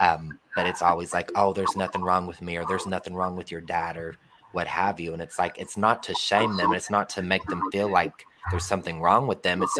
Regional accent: Ohio, United States; moved away as an adult; also born or lived in California; I went all the way to California, and I'm from Ohio

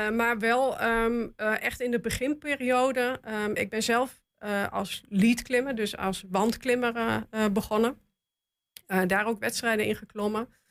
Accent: Goor, Overijssel, Netherlands; ik kom uit Goor

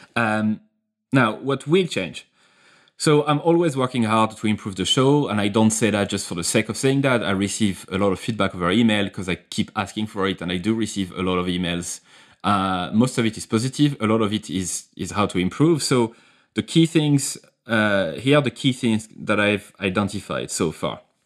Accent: France; accent: French; English is a second language; my accent, my French accent

